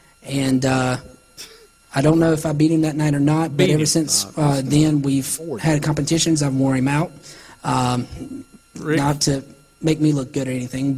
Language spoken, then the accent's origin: English; Salisbury, North Carolina, United States; born or raised there